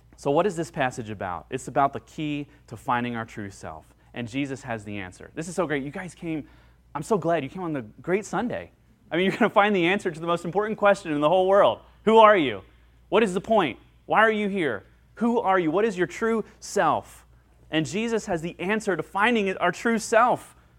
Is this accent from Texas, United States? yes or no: no; Central Ohio, United States; where I grew up in Central Ohio